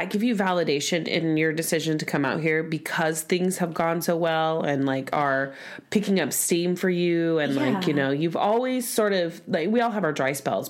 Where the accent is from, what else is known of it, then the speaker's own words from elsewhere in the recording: Tulsa, Oklahoma, United States; moved away as an adult; now in Los Angeles, United States; I was born and raised in Tulsa